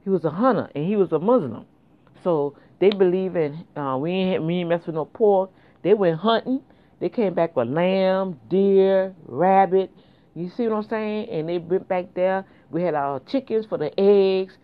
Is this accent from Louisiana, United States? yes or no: yes; New Orleans, Louisiana, United States; moved away; we grew up back in New Orleans